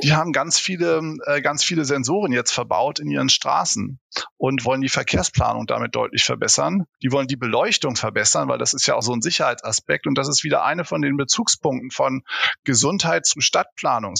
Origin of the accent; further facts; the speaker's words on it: Hamburg, Germany; now in Heidelberg, Germany; wissen wir beide als Hamburger